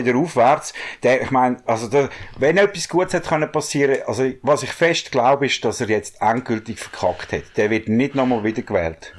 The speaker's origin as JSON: {"language": "German", "country": "Switzerland", "said": "bei uns in der Schweiz"}